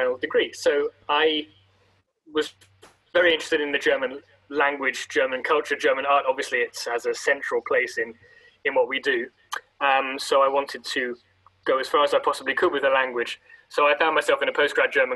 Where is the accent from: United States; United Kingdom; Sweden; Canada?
United Kingdom; London; moved away; I grew up in London